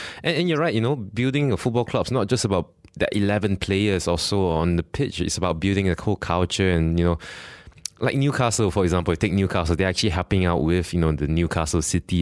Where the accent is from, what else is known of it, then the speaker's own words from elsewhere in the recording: Petaling Jaya, Selangor, Malaysia; I'm from PJ as well